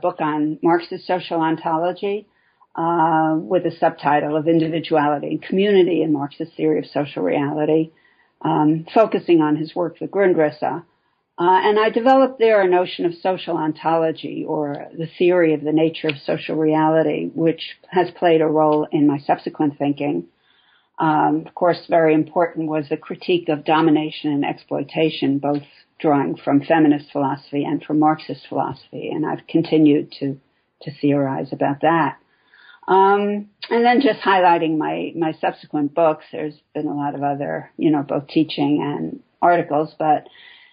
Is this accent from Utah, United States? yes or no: no; New York City, New York, United States; also born or lived in Chicago; I'm originally from New York City, and where I still live, mostly